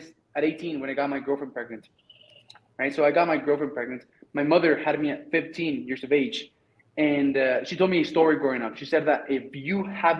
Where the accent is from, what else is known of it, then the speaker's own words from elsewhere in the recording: Mexico; English is a second language; moved away as an adult; I'm from Mexico